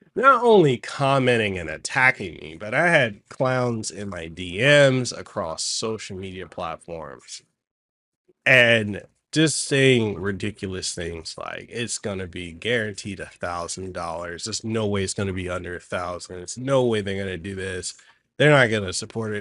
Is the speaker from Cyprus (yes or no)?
no; Hawaii, United States; we Hawaiians and locals